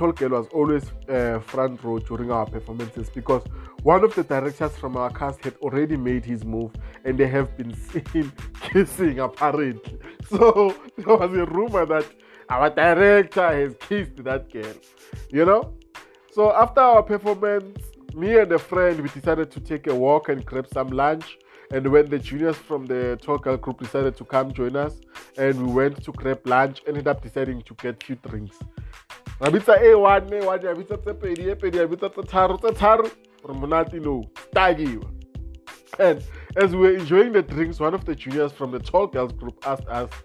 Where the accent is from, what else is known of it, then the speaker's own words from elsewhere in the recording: Mpumalanga, South Africa; originally I'm from Mpumalanga